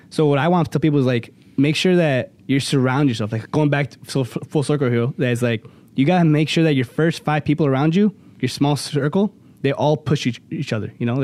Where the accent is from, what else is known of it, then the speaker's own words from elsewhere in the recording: Cicero, Illinois, United States; a little, uh, pizza place by my hometown, Cicero